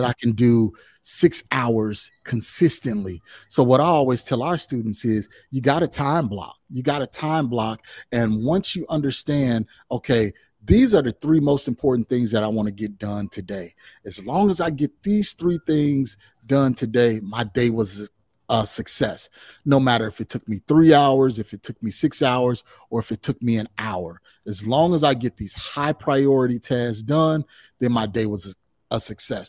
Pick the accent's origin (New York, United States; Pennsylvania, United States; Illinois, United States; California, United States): Illinois, United States; Chicagoland area, just south of Chicago; I'm originally from the Chicagoland area, uh, just, just south of Chicago